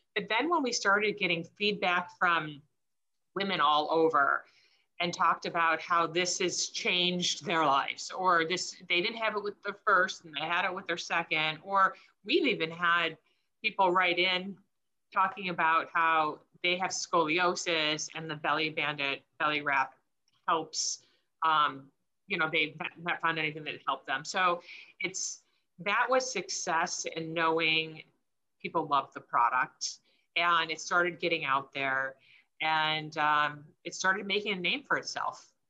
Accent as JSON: {"language": "English", "region": "Michigan", "country": "United States", "tie": "born or raised there", "said": "We grew up in Michigan"}